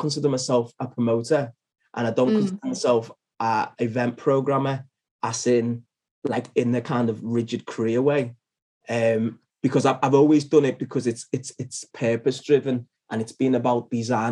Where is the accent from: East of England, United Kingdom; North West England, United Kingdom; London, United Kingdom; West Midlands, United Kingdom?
North West England, United Kingdom; Liverpool; I'm from Liverpool and based in Liverpool